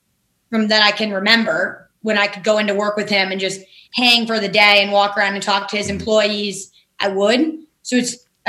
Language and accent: English; East Aurora, New York, United States; I grew up outside of Buffalo in a town called East Aurora, grew up on a golf course